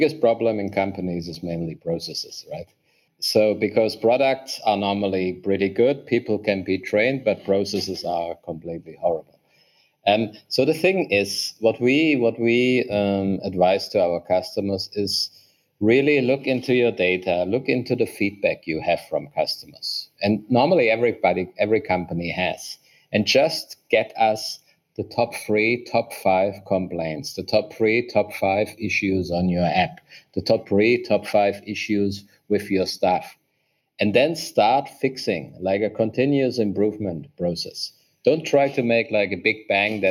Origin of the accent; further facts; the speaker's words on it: Germany; moved away as an adult; now in Vietnam; I'm originally from Germany. Since 8 years, I'm in Vietnam